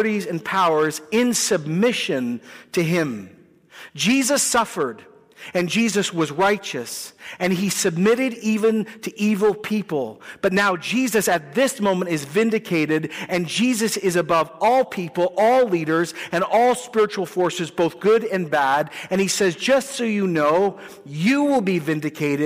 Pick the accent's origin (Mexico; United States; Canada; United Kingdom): Canada; we're nice people and we're Canadian people and we pay our taxes